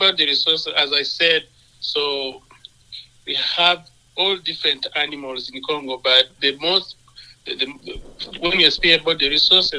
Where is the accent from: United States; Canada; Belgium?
Canada; Sherbrooke, Quebec; now in Brooks, Canada; since 2005 when I arrived here in Brooks, and I was coming from Sherbrooke, Quebec.